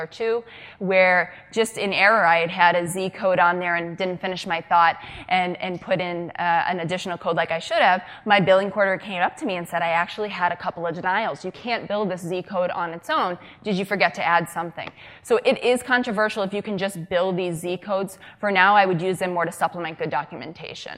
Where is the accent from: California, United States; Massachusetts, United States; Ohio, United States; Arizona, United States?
Massachusetts, United States; Boston; I am from Massachusetts, the greater Boston area.